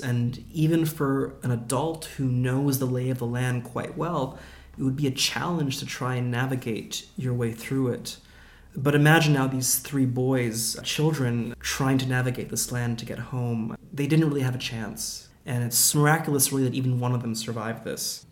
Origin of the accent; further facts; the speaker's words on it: Vancouver, British Columbia, Canada; now in London, United Kingdom; my hometown of Vancouver